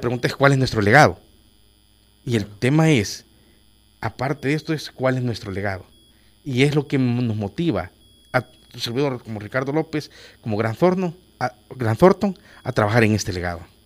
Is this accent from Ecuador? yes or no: no; El Salvador; como salvadoreño